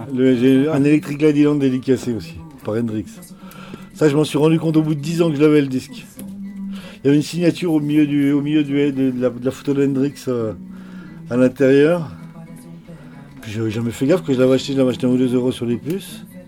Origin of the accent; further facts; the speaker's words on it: Jura, Bourgogne-Franche-Comté, France; moved away as an adult; also born or lived in Vaucluse; Je suis jurassien, mais on est là depuis quand même un moment.